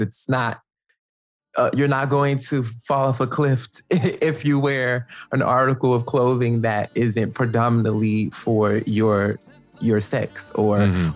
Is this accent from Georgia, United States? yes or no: yes; Atlanta, Georgia, United States; moved away as an adult; now in Brooklyn, United States; I grew up in Atlanta, Georgia